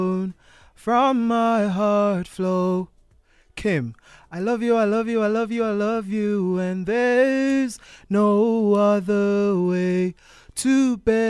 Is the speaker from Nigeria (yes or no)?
no; Durban, KwaZulu-Natal, South Africa; I'm from Durban